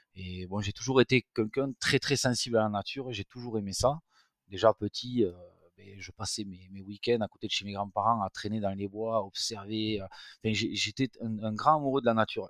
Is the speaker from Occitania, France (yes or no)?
yes; Tarbes, Occitania, France; je suis natif de Tarbes, dans les Hautes-Pyrénées